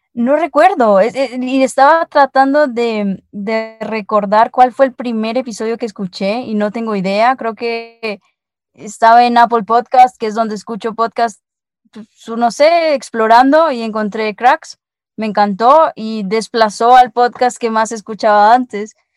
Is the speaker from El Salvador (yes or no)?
yes; El Salvador; now in Guatemala; ahora por las, por las fiestas ando aquí en mi tierra, que es en El Salvador, y, pero normalmente te escucho allá, que es donde vivo, en Guatemala